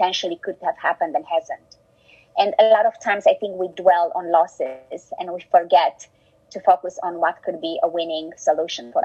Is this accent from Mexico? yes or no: no; Romania; English is a second language; also born or lived in Germany; now in United States; I was born in Romania, in a communist country where we didn't have much.